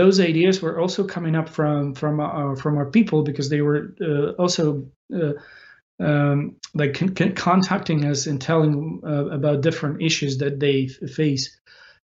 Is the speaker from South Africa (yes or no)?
no; Ukraine; we fight for our nation, for our existence of the nation of Ukraine